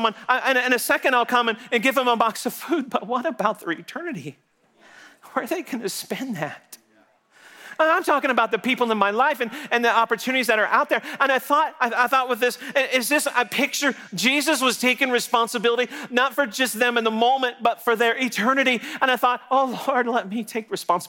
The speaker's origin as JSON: {"language": "English", "region": "Texas", "country": "United States", "said": "I'm from Texas"}